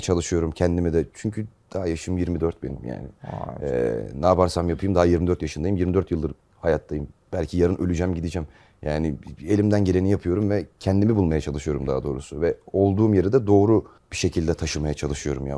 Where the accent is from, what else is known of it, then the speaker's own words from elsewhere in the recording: Manisa, Turkey; moved away as an adult; now in Istanbul, Turkey; Manisa'da, Manisalıyım ben. 7 senedir İstanbul'dayım.